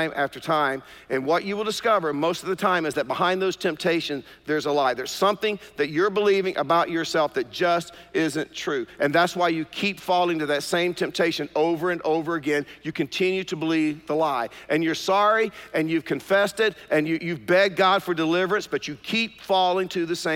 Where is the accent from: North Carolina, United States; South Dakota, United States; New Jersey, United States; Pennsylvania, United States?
North Carolina, United States; Durham; I grew up in East Durham